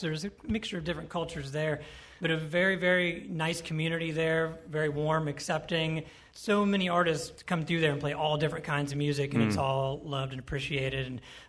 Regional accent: Yellow Springs, Ohio, United States; Yellow Springs, Ohio, and Enon, Ohio. We'll just say Yellow Springs, Ohio. That's pretty much my home area, my hometown.

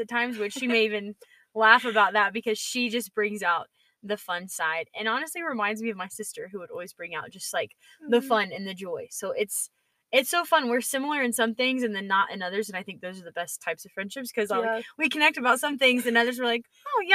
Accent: Georgia, United States; from Georgia, so I'm a real peach

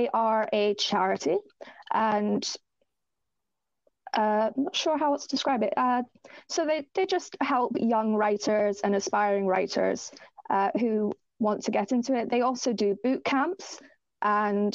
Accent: Ireland; I am Irish, so I was raised Roman Catholic.

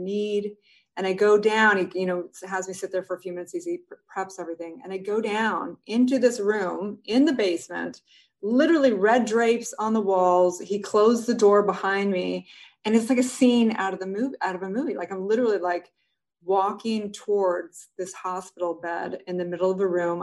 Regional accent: Santa Barbara, California, United States; moved away as an adult; also born or lived in Utah; I grew up in Santa Barbara.

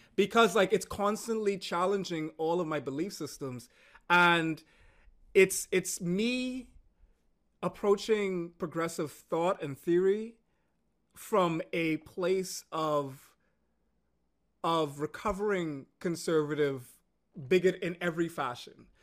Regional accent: Bahamas; moved away as an adult; also born or lived in United States; growing up in the Caribbean, we're very socially conservative

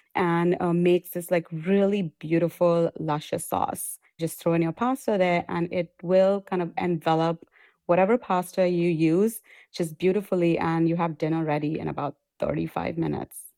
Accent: India; moved away; I come from India, we pickle a lot of things

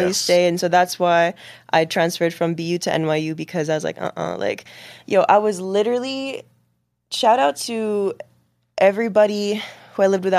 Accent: Boston, Massachusetts, United States; born there; also born or lived in Washington, D.C. / Lebanon / Dubai; now in New York, United States; I was born in Boston, moved to D.C. Then I moved to Lebanon for 2 years. And then I moved to Dubai for 5 years.

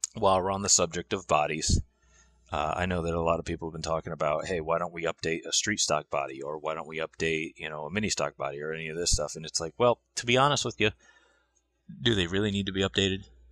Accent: Griswold, Connecticut, United States; I am from Griswold, Connecticut.

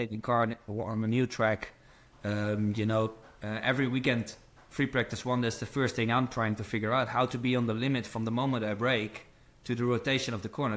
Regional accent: Netherlands; moved away as an adult; also born or lived in America; I'm from Holland

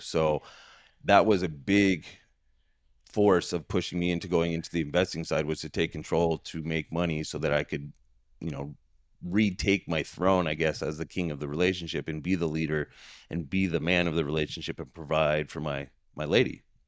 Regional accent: San Diego, California, United States; moved away as an adult; now in Queen Creek, United States; I was born and raised in San Diego, San Diego, California

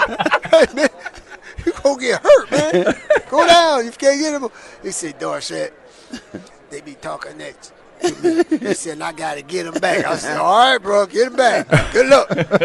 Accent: Pittsburgh, Pennsylvania, United States; I was born and raised up in the Pittsburgh area, and the Houston Oilers used to play the Pittsburgh Steelers.

